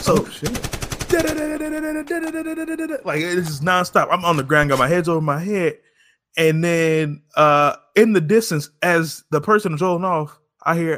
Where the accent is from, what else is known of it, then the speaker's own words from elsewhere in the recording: Kansas City, Missouri, United States; I'm from Kansas City